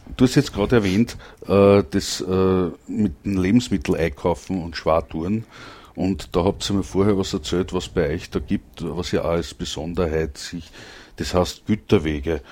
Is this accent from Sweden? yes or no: no; Langenlois, Lower Austria, Austria; ich komm aus Langenlois, das liegt auch bei Krems, aber in Niederösterreich.